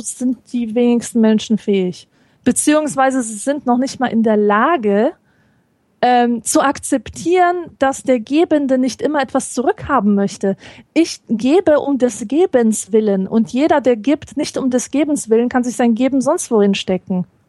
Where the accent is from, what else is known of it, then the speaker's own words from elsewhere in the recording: Poland; moved away; als Polin